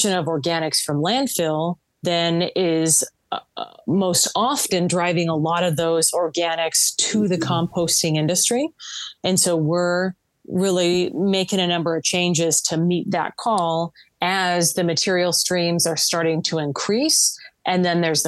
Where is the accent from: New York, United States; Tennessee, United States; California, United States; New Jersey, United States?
California, United States; Southern; I grew up in Southern California